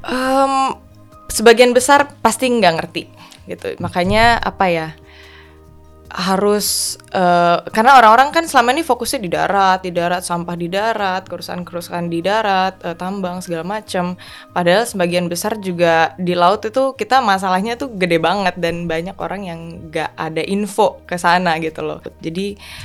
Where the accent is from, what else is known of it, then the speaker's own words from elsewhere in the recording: Bali, Indonesia; now in Jakarta, Indonesia; aku lahir besar di Bali kan, jadi ya sebagian besar hidup aku itu berdampingan dengan uh, laut